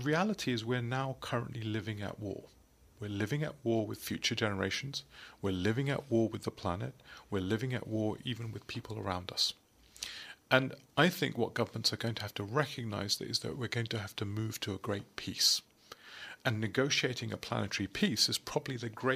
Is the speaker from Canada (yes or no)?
no; United Kingdom; I'm obviously British